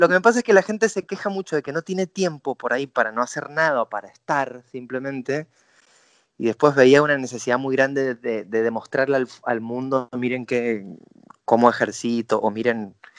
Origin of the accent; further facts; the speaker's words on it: Mendoza, Argentina; Mi carrera empezó en Mendoza, yo soy mendocino